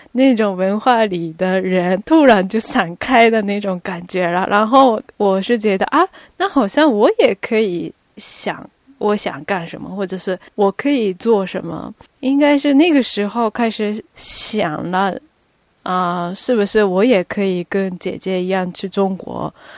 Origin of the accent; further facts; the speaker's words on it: Tokyo, Japan; first language Japanese; Chinese is a second language; moved away as an adult; now in Beijing, China; 从小就是出生到高中毕业，一直都在日本东京长大